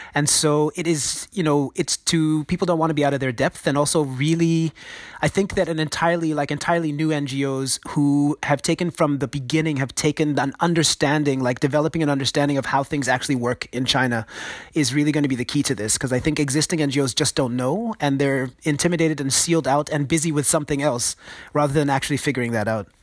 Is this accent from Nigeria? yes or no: yes; Nigeria; I grew up in Nigeria myself